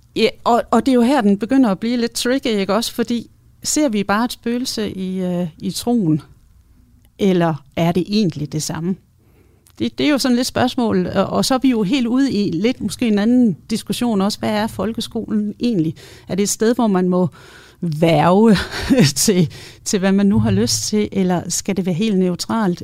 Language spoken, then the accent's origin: Danish; West Jutland, Central Denmark Region, Denmark; nu kommer jeg også fra Vestjylland